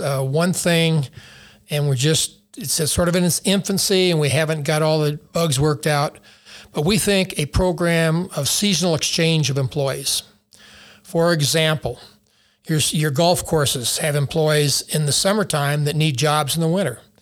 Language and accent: English; Taos, New Mexico, United States; I grew up in Taos, uh, and was a ski bum